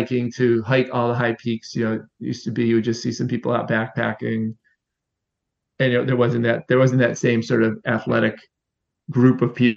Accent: Syracuse, New York, United States; moved away as an adult; now in Long Island, United States; I grew up in Syracuse, New York, and that's kind of where my outdoor career began

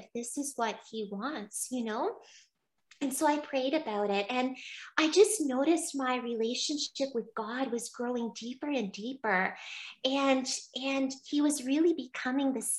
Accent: Barry's Bay, Ontario, Canada; I went to Our Lady Seat of Wisdom College in my hometown, in Barry's Bay.

